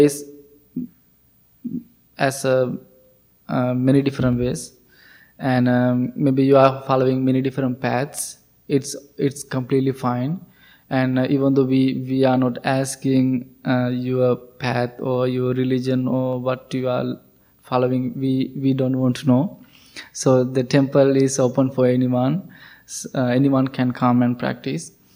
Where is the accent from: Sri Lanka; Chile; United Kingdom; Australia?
Sri Lanka; moved away; I'm coming from Sri Lanka, so it is a Buddhist country